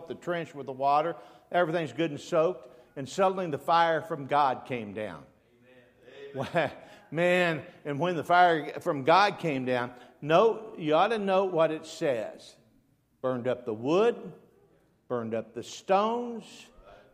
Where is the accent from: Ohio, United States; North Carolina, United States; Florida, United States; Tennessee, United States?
Ohio, United States; Dayton; I was raised in Dayton, Ohio